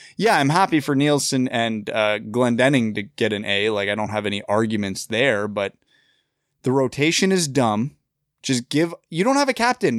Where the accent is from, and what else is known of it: Kitchener, Ontario, Canada; born or raised there